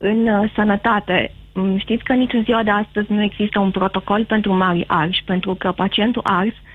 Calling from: Timișoara, Timiș County, Romania; sunt din

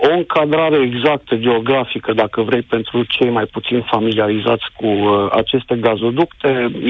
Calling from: Denmark; Întâmplarea face să te sun de la nici 150 de kilometri de incidentele de la gazoductele din Marea Baltică te sunt din Danemarca

